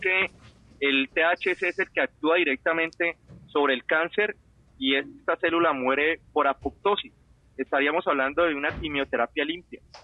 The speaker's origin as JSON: {"language": "Spanish", "country": "Ecuador", "moved": "yes", "lives_now": "Washington, United States", "said": "te hablo como ecuatoriano"}